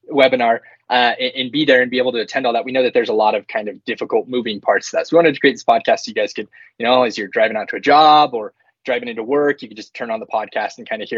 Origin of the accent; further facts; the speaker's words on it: Utah, United States; born and raised here in Utah.